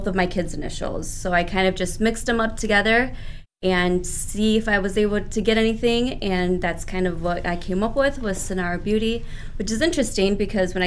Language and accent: English; Aurora, Illinois, United States; also born or lived in California / Mexico; I was born here in Aurora. My mom and I, and when I say we, my mom and I traveled back and forth a bit from here, between here, California, and Mexico growing up.